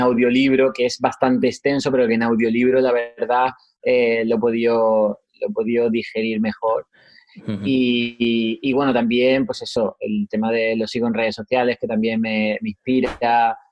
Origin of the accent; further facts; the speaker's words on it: Huelva, Andalusia, Spain; also born or lived in Seville; soy de Huelva, Andalucía